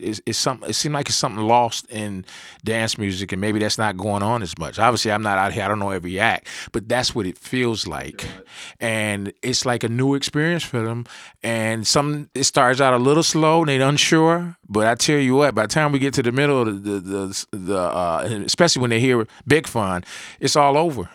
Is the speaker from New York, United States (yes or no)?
yes; New York, United States; moved away; I'm originally I'm from New York. I used to go back summertime